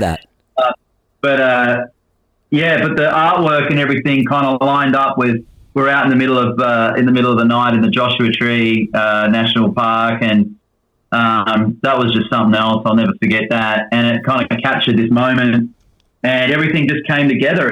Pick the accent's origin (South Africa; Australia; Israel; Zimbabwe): Australia; now in Nashville, United States; being an Aussie